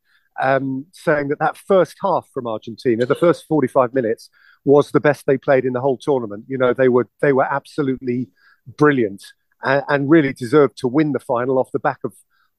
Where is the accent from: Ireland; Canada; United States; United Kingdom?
United Kingdom; England; my perspective as an Englishman